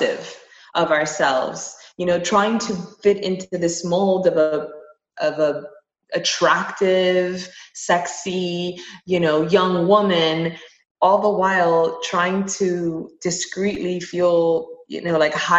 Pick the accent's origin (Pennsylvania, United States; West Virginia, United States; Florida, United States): Florida, United States; Miami; I grew up in Miami